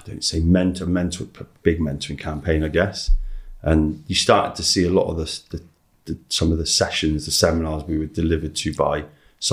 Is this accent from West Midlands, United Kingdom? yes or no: yes; Shrewsbury, West Midlands, United Kingdom; Mum brought me up in a little council estate, terraced house